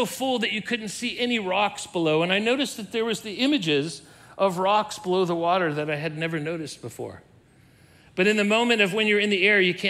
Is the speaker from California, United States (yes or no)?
yes; Southern California, United States; I was a youth and I was growing up in Southern California